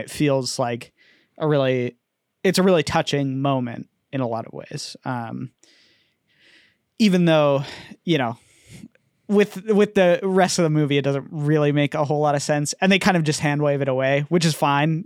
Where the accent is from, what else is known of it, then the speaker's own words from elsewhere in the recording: United States; I'm an American